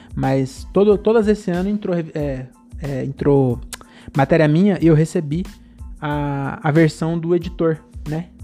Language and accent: Portuguese; Francisco Morato, São Paulo, Brazil; eu tenho trinta e dois anos, eu sou de Morato